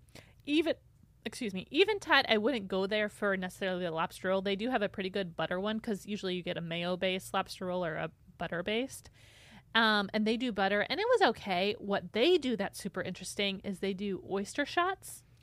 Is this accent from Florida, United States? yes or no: no; Michigan, United States; moved away; growing up in Michigan